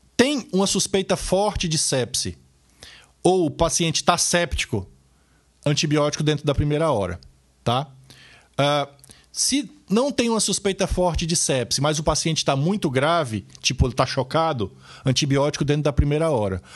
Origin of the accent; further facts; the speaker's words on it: Ceará, Brazil; moved away; no interior do Ceará, meu estado natal